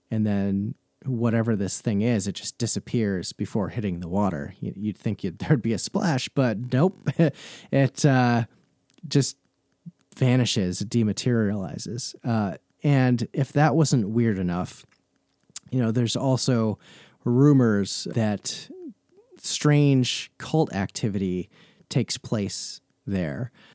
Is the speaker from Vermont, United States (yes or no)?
yes; Vermont, United States; I grew up in in Vermont.